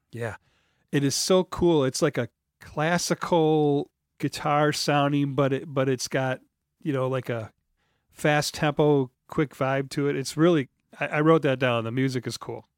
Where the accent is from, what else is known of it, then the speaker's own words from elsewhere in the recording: Detroit, Michigan, United States; I'm from Detroit